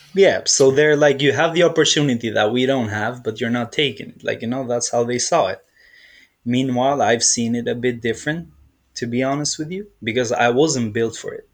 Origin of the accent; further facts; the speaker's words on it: Dublin, Leinster, Ireland; also born or lived in Albania; I'm from originally from Albania, but like I grew up in Ireland, Dublin, Ireland